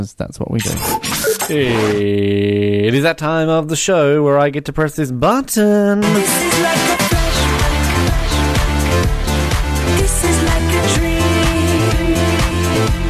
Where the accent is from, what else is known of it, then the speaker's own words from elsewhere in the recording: Australia; we grew up in Australia